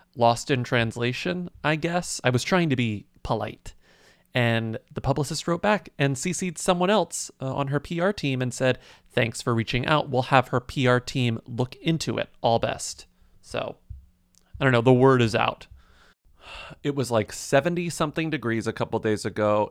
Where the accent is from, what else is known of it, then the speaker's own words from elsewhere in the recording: United States; As an American